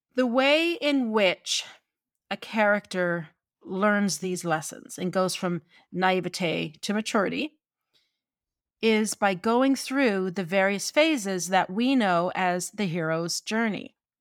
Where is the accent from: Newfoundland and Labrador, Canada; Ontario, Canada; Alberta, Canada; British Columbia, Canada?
Newfoundland and Labrador, Canada; St. John's; I'm from Newfoundland and I am a townie. I am called a townie 'cause I am from the capital city.